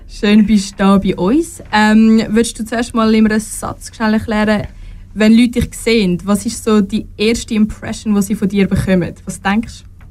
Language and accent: German; Switzerland; in der Schweiz